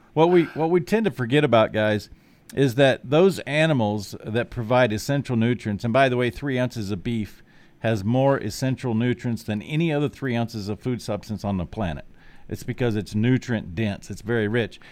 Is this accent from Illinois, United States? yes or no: no; Nebraska, United States; also born or lived in South Dakota; Wahoo, Nebraska, my home state